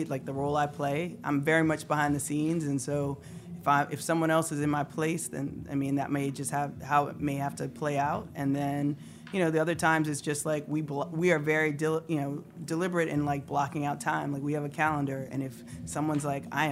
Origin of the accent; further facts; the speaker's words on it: Raleigh, North Carolina, United States; moved away as an adult; also born or lived in Greensboro; now in Brooklyn, United States; North Carolina. I'm from Raleigh